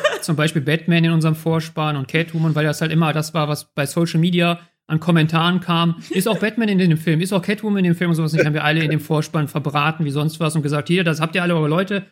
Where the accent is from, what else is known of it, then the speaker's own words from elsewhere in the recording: Germany; als Deutsche konnten wir halt sagen, hey, wir sind die Deutschen